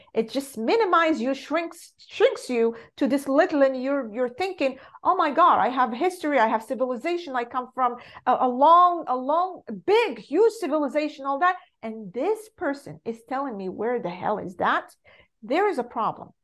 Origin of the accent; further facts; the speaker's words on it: Morocco; English is a second language; moved away as an adult; I was born and raised in Morocco